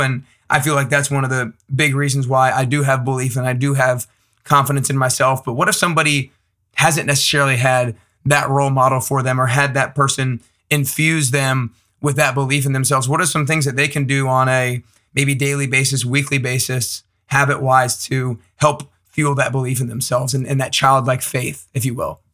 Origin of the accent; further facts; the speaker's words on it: Atlanta, Georgia, United States; I'm from Atlanta actually and went to Sean McVay's high school, Marist